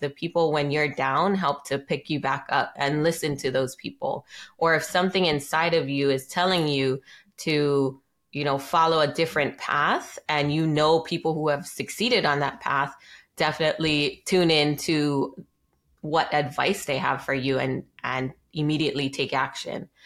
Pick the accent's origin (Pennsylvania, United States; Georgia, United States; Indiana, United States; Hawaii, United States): Hawaii, United States; Maui; I was raised here on Maui in Hawaii